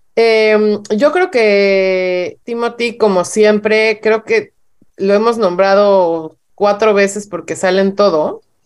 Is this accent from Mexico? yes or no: yes; Mexico; en, México no vemos muchas series